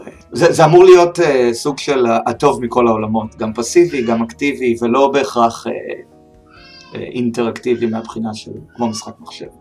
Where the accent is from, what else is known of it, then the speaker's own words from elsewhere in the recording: Beersheba, Southern District, Israel; אני מבאר שבע, במקור